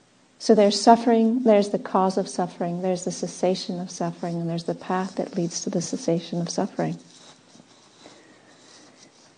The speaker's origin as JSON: {"language": "English", "region": "Southern California", "country": "United States", "tie": "born or raised there", "also_born_or_lived": "England / Australia", "moved": "yes", "said": "I was born in Southern California. I was born in a desert climate."}